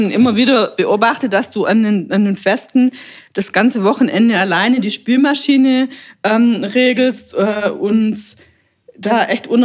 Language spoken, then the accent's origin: German; Bettringen, Baden-Württemberg, Germany; Ich bin ja auch ähm, groß geworden im Musikverein Bettringen